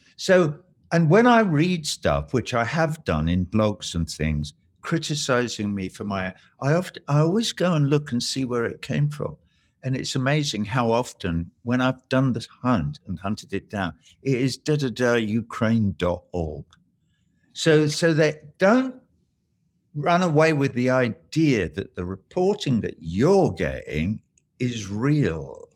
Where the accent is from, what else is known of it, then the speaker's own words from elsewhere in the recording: England, United Kingdom; now in United States; us being English